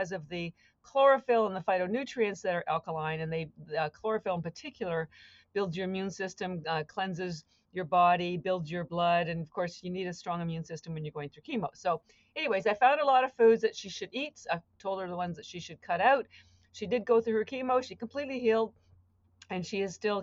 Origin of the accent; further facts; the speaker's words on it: Canada; moved away as an adult; now in Boston, United States; I live in Boston. I've been here for 33 years, but I'm actually Canadian